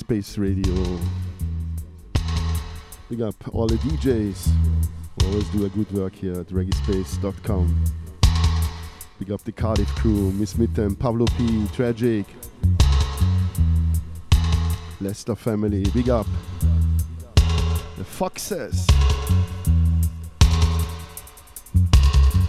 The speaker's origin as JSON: {"language": "English", "town": "Konstanz", "region": "Baden-Württemberg", "country": "Germany", "tie": "born or raised there", "second_language": "English", "said": "my hometown, it's not Cologne, it's Konstanz"}